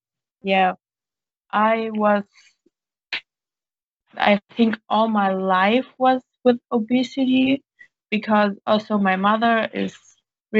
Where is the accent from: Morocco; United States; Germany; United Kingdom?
Germany; English is a second language; I'm 17 years old. I'm from Germany.